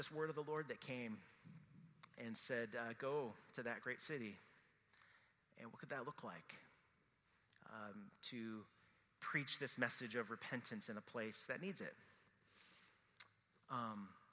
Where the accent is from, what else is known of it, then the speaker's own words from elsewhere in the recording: Midwest, United States; moved away as an adult; also born or lived in Iowa; Jen and I we grew up in the Midwest.